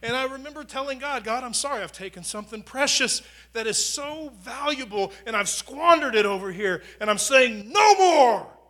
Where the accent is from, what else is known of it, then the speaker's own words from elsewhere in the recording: United States; being an American.